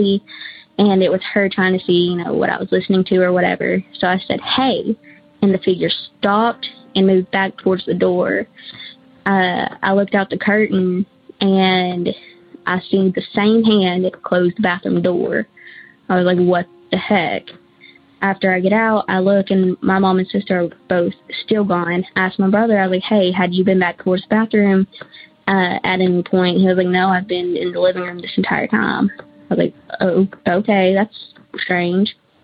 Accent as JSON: {"language": "English", "town": "Searcy", "region": "Arkansas", "country": "United States", "said": "I'm from the Searcy area of Arkansas"}